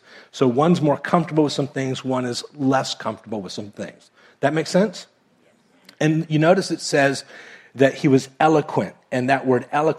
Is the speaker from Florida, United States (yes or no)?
yes; Miami, Florida, United States; moved away as an adult; also born or lived in Kentucky; I was raised in Miami.